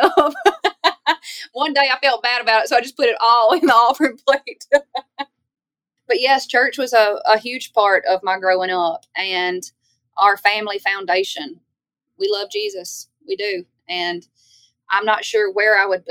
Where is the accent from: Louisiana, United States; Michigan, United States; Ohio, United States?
Louisiana, United States; Baskin; moved away as an adult; now in Nashville, United States; I'm from Louisiana